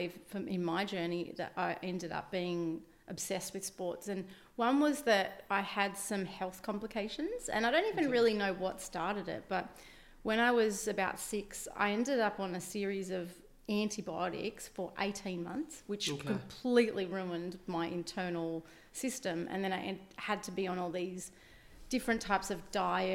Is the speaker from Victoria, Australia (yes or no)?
no; Shellharbour, New South Wales, Australia; moved away as an adult; also born or lived in Wollongong / Gold Coast; I grew up in Shell Harbour, went to Shell Harbour Public School when I was, when I was a kid. And then I went to Smith Hill High School here in Wollongong